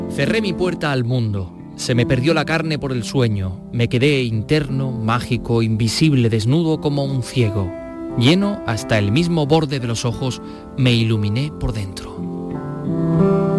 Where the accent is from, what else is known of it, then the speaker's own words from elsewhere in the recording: La Carolina, Andalusia, Spain; mi pueblo, de la Carolina